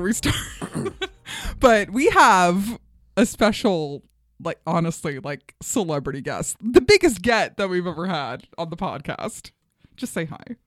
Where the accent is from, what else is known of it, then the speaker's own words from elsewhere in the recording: New York City, New York, United States; moved away; Flushing, Queens.